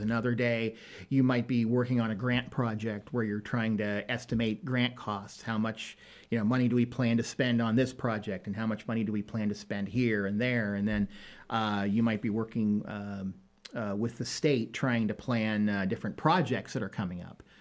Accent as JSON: {"language": "English", "region": "Northeast Ohio", "country": "United States", "also_born_or_lived": "Michigan", "moved": "as an adult", "lives_now": "Danville, United States", "said": "I am originally from Northeast Ohio"}